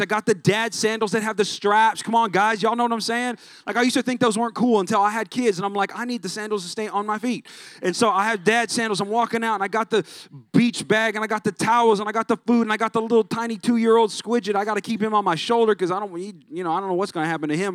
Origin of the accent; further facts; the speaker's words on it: California, United States; now in San Antonio, United States; I'm not even from here. I'm from California